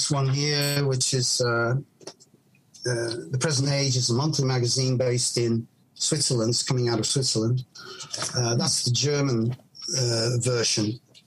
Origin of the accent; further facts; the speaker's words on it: Chester, North West England, United Kingdom; moved away as an adult; also born or lived in Manchester / Japan; when I was growing up in Chester in the northwest of England